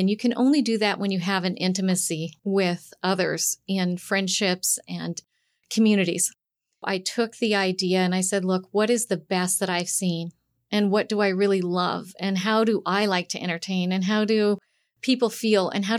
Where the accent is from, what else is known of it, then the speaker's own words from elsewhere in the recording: Montana, United States; Truth be told, I'm a farmer's daughter, and I grew up in Big Sky Country on a sheep ranch.